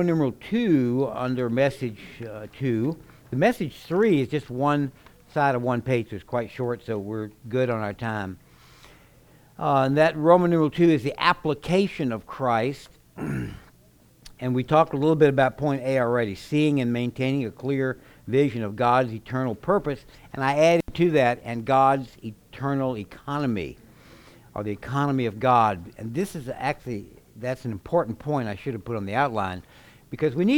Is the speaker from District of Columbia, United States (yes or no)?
no; Baton Rouge, Louisiana, United States; now in Oklahoma, United States; I was raised in Baton Rouge